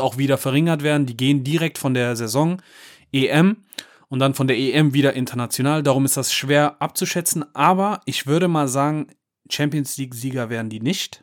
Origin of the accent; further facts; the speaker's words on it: Cologne, North Rhine-Westphalia, Germany; als Kölner